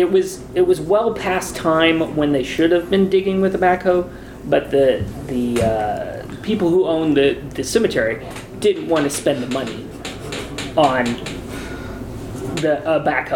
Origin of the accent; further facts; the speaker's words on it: southern Indiana, United States; Indiana. I'm from Indiana.